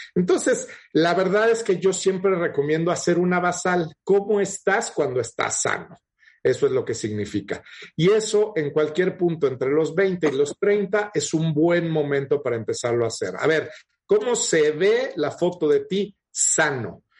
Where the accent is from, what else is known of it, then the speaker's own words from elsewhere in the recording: Mexico; Tenemos muchos diabéticos en México